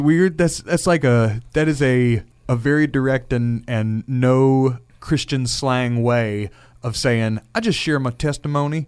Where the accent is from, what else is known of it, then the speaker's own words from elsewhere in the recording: Louisiana, United States; We are both born and raised in Louisiana.